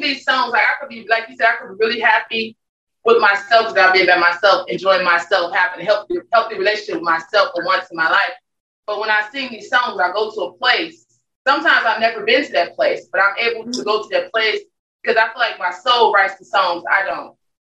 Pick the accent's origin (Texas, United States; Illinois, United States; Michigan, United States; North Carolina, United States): Illinois, United States; Chicago; moved away as an adult; now in New Orleans, United States; I'm from Chicago.